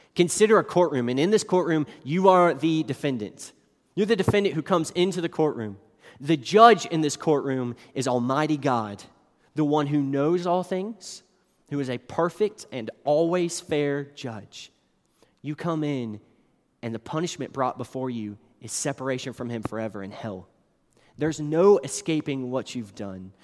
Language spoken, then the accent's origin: English; West Virginia, United States; moved away as an adult; I grew up in West Virginia, until I was eighteen years old